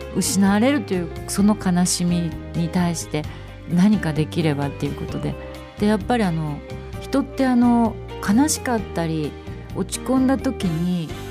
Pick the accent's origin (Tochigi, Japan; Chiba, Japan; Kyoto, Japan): Tochigi, Japan; Utsunomiya; now in Kamakura, Japan; 私はこの宇都宮で生まれて育ってあの今作詞家をしてるんですけれども